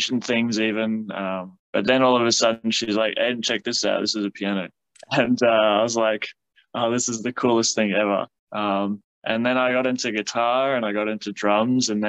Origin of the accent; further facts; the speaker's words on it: South Africa; now in Canberra, Australia; I've been living in Canberra now for about 10 years. I'm from South Africa